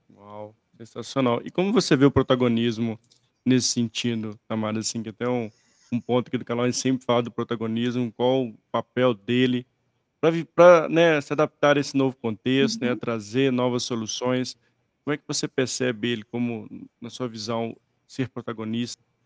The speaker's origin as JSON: {"language": "Portuguese", "country": "Brazil"}